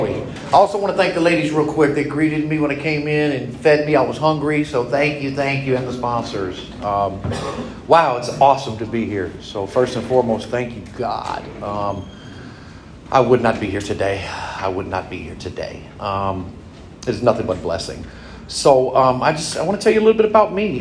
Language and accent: English; California, United States; moved away as an adult; now in Indiana, United States; I was raised in California, went all through high school